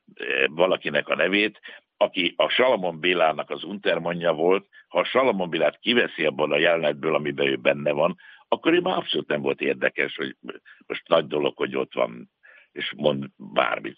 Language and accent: Hungarian; Budapest, Hungary; ekkorát nem tudtam álmodni a Csengeri utcából, meg a Angyalföldről